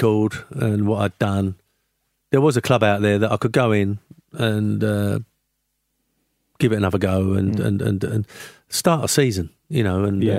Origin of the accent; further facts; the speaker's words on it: Canning Town, London, United Kingdom; also born or lived in Forest Gate; West Ham, I was born in Forest Gate, brought up in Canning Town, West Ham boy.